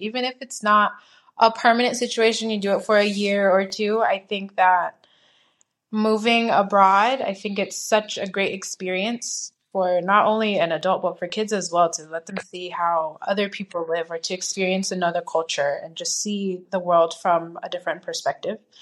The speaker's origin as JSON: {"language": "English", "country": "United States", "moved": "as an adult", "lives_now": "Madrid, Spain", "said": "I'm from America"}